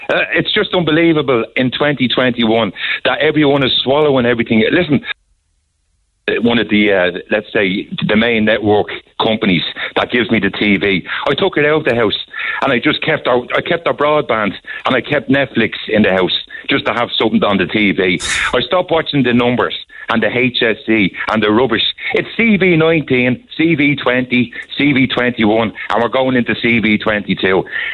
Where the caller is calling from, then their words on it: Dublin, Leinster, Ireland; I'm ringing you from Dublin